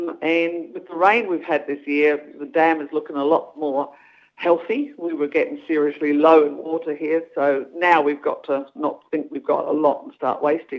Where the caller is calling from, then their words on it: Stoneville, Western Australia, Australia; I'm calling from Stoneville, which is east of Perth in WA.